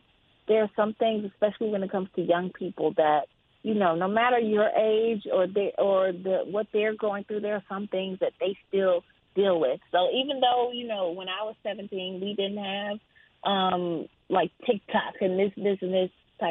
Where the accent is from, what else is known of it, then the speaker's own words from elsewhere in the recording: Jackson, Mississippi, United States; moved away as an adult; now in Atlanta, United States; I grew up in Mississippi